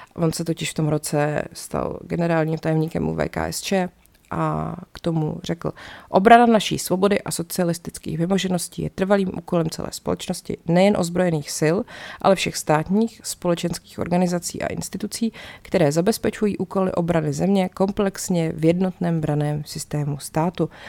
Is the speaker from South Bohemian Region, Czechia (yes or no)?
yes; České Budějovice, South Bohemian Region, Czechia; když jsem byla malá, tak jsme chodili u nás v Budějcích do kina Vesmír